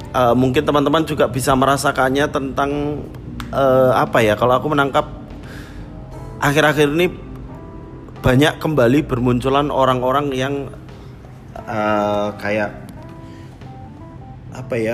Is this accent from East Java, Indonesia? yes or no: yes; East Java, Indonesia; Karena aku sendiri waktu aku kan kecil memang di Jawa Timur